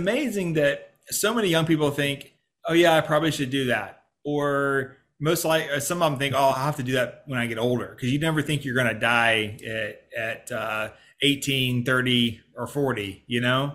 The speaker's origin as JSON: {"language": "English", "region": "Georgia", "country": "United States", "tie": "born or raised there", "said": "I grew up in Georgia, but my dad and his family grew up in Dayton, Ohio"}